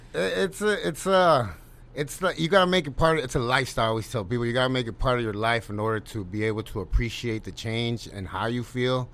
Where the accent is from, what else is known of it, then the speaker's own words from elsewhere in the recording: United States; also born or lived in Mexico; I grew up in the United States